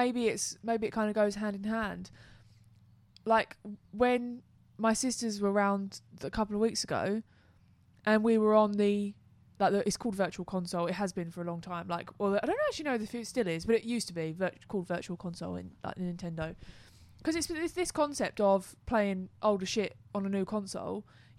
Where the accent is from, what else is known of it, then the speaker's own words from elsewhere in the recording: England, United Kingdom; we're so English.